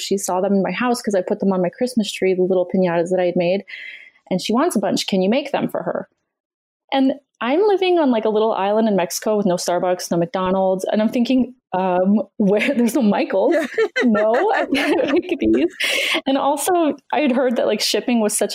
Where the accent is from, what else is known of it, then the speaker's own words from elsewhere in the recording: Canada; I'm Canadian and that's what we do.